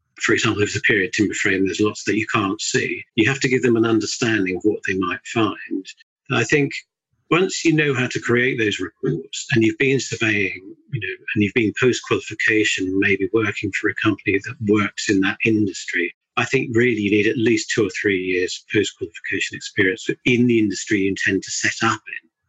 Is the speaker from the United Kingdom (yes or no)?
yes; Surrey, South East England, United Kingdom; also born or lived in Bedford; moved back down to South, which is where I'm from. My wife's actually a scout, so when I say I'm from Surrey